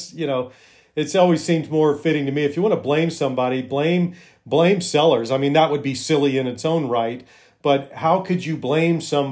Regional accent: Alabama, United States; also born or lived in Cayman Islands / Montana; now in Missoula, United States; I grew up in Alabama

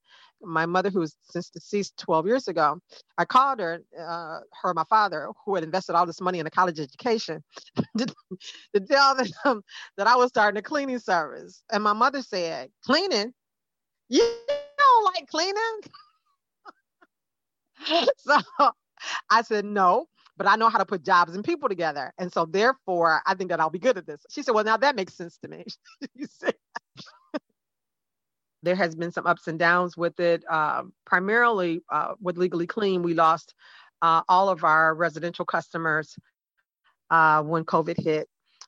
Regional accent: Detroit, Michigan, United States; moved away as an adult; now in Fort Lauderdale, United States; I'm from Detroit, Michigan. I've lived in Florida for the last 20 years

